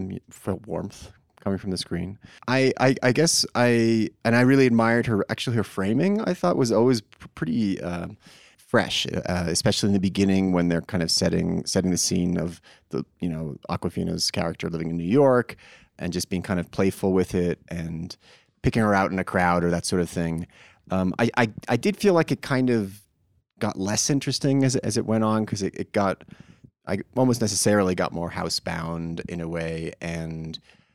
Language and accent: English; England, United Kingdom; I'm an Englishman.